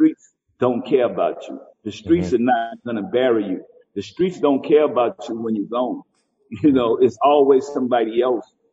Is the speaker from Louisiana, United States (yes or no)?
yes; New Orleans, Louisiana, United States; if they from New Orleans and they from where I'm from